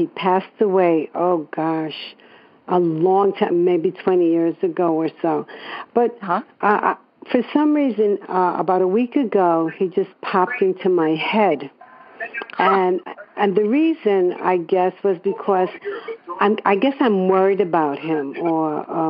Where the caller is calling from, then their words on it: New York City, New York, United States; I'm calling from New York City.